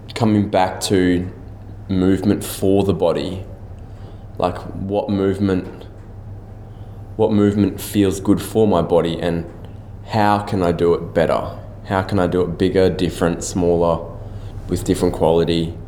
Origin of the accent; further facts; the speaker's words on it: Australia; a Malaysian Australian